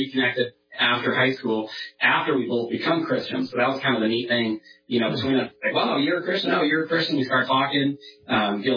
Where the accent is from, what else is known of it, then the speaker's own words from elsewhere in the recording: Northern California, United States; moved away as an adult; now in Washington, United States; my wife and I grew up in Northern California together. We moved to Washington in 2010